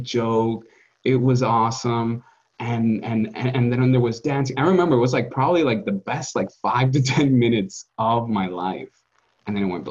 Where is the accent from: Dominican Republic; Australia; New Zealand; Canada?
Dominican Republic; growing up in the Caribbean